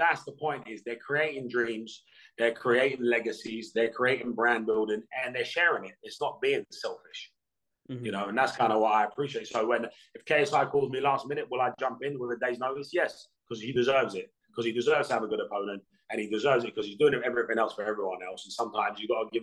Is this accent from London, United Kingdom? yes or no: yes; Hounslow, London, United Kingdom; growing up in Hounslow